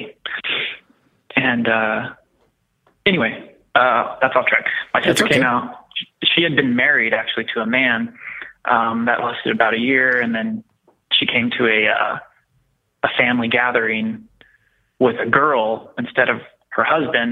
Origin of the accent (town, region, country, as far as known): Texas, United States; born or raised there